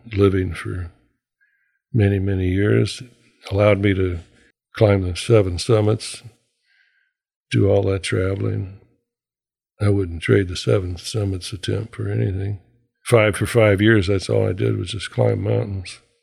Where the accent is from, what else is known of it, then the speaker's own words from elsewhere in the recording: Anchorage, Alaska, United States; myself and a couple of guys that I was raised with here in Anchorage